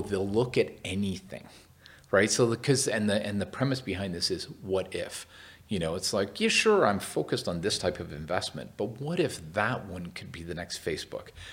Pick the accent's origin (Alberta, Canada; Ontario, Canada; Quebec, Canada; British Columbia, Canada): British Columbia, Canada; Vancouver; I'm originally from Vancouver, Canada